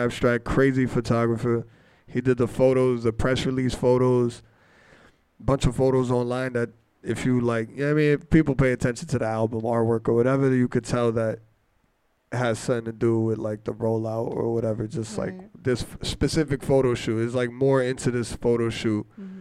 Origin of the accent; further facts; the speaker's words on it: New Jersey, United States; I'm from New Jersey